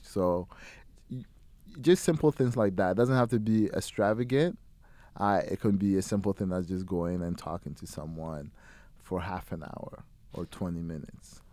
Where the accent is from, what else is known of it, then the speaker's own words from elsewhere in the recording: Ghana; now in London, Canada; I'm from Ghana originally